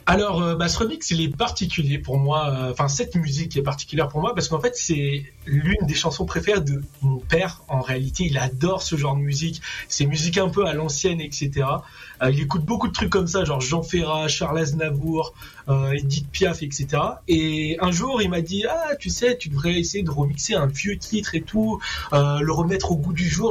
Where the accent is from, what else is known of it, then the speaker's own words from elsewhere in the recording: Réunion; je suis réunionnais.